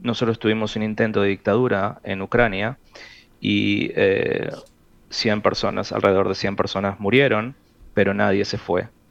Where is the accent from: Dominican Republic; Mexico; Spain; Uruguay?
Uruguay; A mí como uruguayo